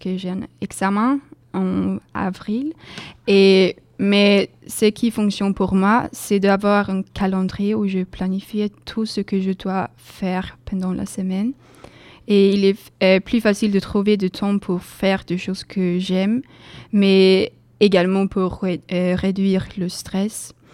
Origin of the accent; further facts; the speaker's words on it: Sweden; French is a second language; moved away as an adult; now in Bordeaux, France; chez moi, en Suède